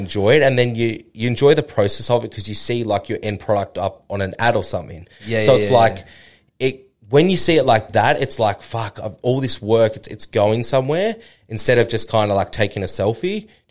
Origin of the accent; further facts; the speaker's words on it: Noosa, Queensland, Australia; That's my hometown.